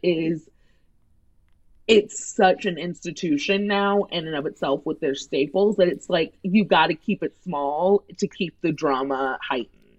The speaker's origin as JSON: {"language": "English", "town": "St. Louis", "region": "Missouri", "country": "United States", "said": "Andy and I are both from St. Louis"}